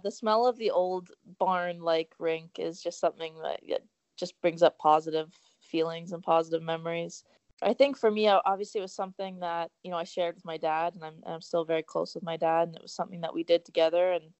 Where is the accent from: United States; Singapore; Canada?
Canada; Oakville, Ontario; my hometown, Oakville